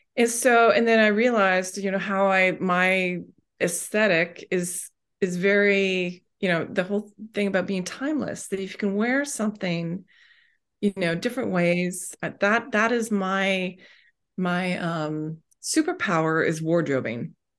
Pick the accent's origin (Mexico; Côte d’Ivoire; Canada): Canada; Vancouver, British Columbia; moved away as an adult; now in Ontario, Canada; I grew up on the West Coast in, in Vancouver and came out here to Ontario